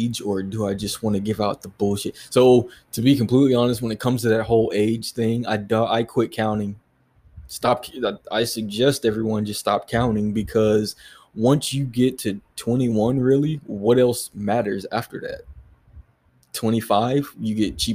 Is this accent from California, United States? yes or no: yes; San Diego, California, United States; now in Hawaii, United States; I am originally from San Diego. Yeah. So, Cali kid, right?